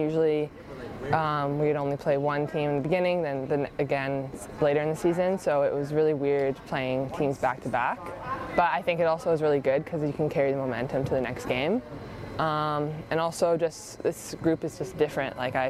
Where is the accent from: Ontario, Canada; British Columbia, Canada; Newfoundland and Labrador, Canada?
British Columbia, Canada; Victoria; I won it in Victoria, so that's my hometown, and all of my family and friends were there.